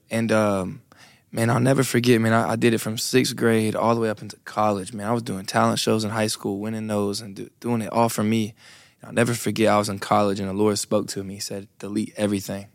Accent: Brunswick, Georgia, United States; I am from Brunswick, Georgia.

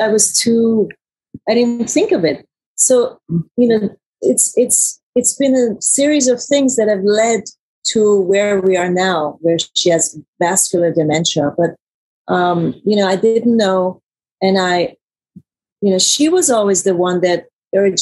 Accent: Iran; also born or lived in Germany; now in United States; I was born in Germany, raised in Iran

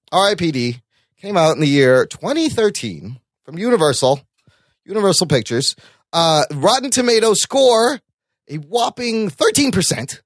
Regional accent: Pakistan; as a Pakistani

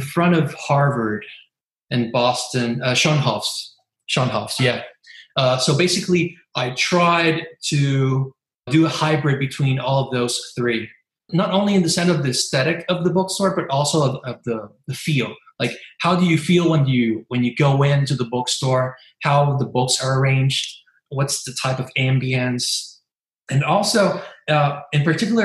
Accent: Carolina, Puerto Rico; also born or lived in Santurce, San Juan, Puerto Rico; now in San Juan, Puerto Rico; originally I'm from Carolina, 15 minutes away from Santurce

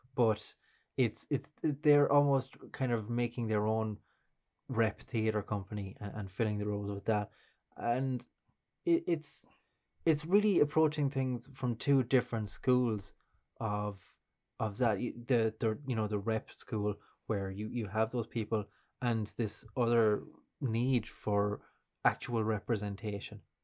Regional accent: Kilkenny, Leinster, Ireland; growing up in Kilkenny

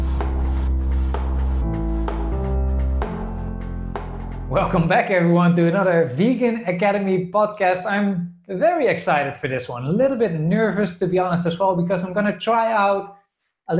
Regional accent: south of the Netherlands, Netherlands; moved away; I'm from the Netherlands originally

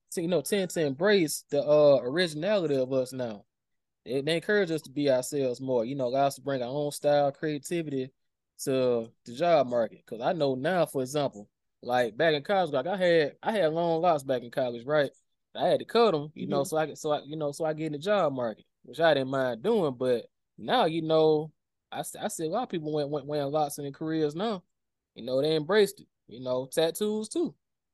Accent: Alabama, United States; Yeah, my man, I'm from Alabama.

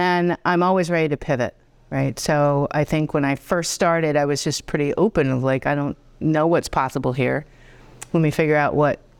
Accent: Boston, Massachusetts, United States; accent: Boston; now in Potsdam, United States; I am a Boston girl. So I put on my accent for you.

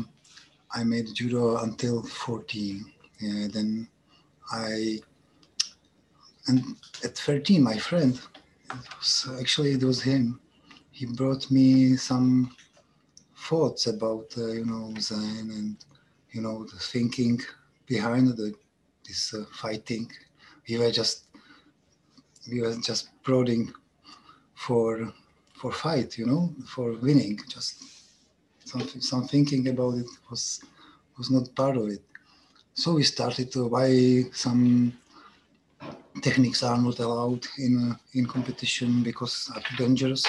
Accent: České Budějovice, South Bohemian Region, Czechia; English is a second language; I'm from Czech Republic

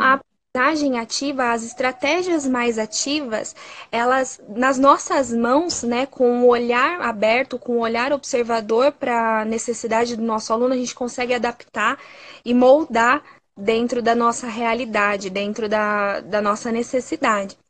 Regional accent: Sorocaba, São Paulo, Brazil; Eu sou da cidade de Sorocaba, que fica no interior de São Paulo

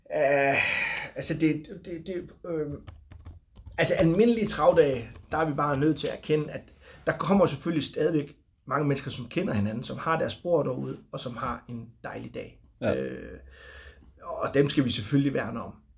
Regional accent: Bornholm, Capital Region of Denmark, Denmark; Jeg kommer fra Bornholm

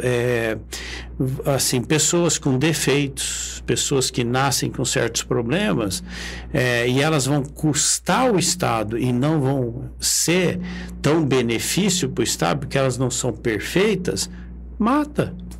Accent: Brazil; Nós estamos de passagem aqui, mas nós somos brasileiros

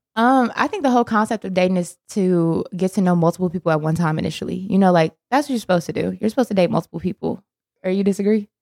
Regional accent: Milwaukee, Wisconsin, United States; moved away as an adult; also born or lived in Indiana / Chicago, Illinois; now in Charlotte, United States; I was born and raised in Milwaukee, Wisconsin

